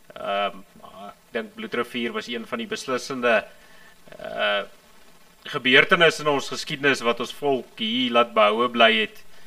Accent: Transvaal, South Africa; ek kom hier van ek kom hier van Transvaal af

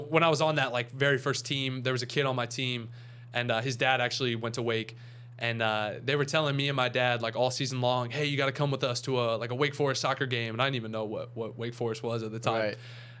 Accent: Charlotte, North Carolina, United States; I'm from Charlotte, North Carolina.

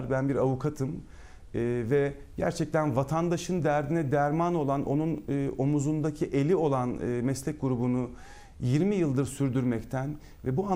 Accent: Ankara, Turkey; Efendim ben Ankara'da Ankara Ankara'da doğdum. Ankara'da e, yaşıyorum. Ankara'da okudum.

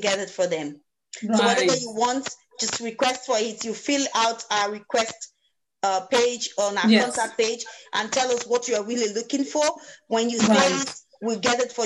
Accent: Nigeria; being a Nigerian

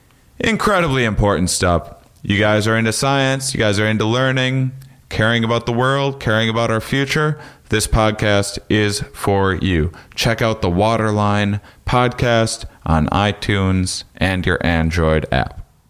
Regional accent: La Crosse, Wisconsin, United States; I'm from La Crosse, Wisconsin, originally.

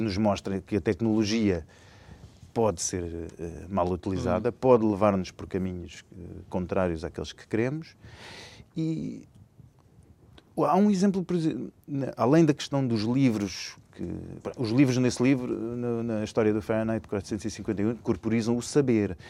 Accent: Lisbon, Portugal; eu sou lisboeta, nascido em Lisboa, nascido e criado em Lisboa

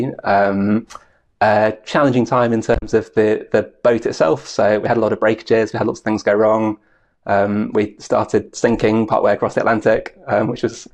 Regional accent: Aberdeenshire, Scotland, United Kingdom; where I was growing up in Aberdeenshire

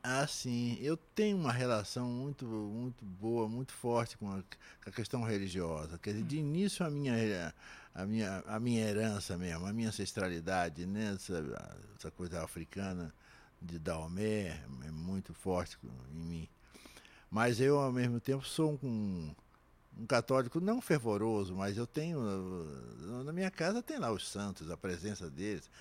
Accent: São Gonçalo, Rio de Janeiro, Brazil; vou às escolas lá em São Gonçalo, na minha terra

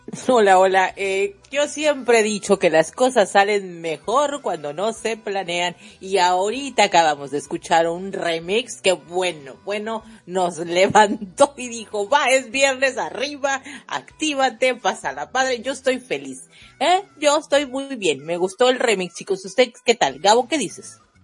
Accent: Mexico; yo soy mexicana

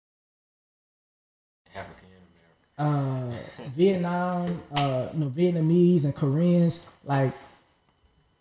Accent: Jamaica; where I'm from, I'm Jamaican

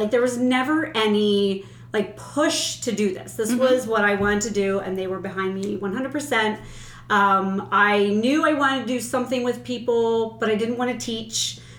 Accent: Palmyra, United States; I am born and raised in Palmyra, so I have lived all of my life in a small town.

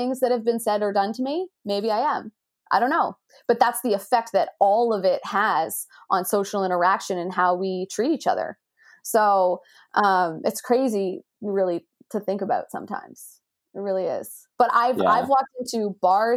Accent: Canada; growing up in Canada

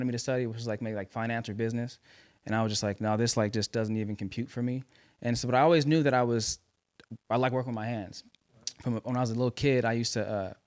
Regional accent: Los Angeles, California, United States; L.A., man, born and raised

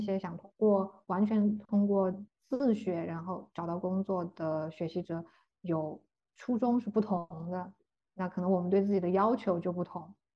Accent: China; moved away as an adult; 我们中国人的通病吧

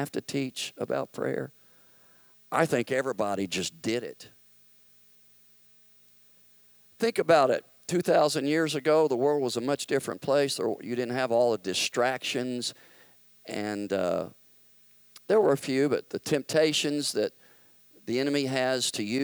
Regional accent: Memphis, Tennessee, United States; moved away; I grew up in Memphis, the church that I was a part of practically my whole life

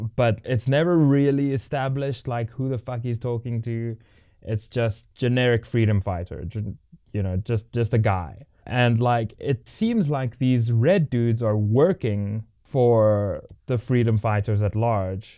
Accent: South Africa; as a South African

